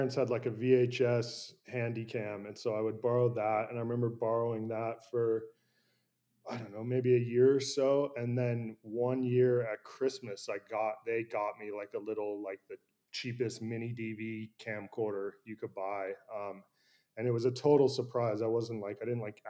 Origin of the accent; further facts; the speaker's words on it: San Francisco, California, United States; I grew up in San Francisco, I grew up right next to the Presidio National Park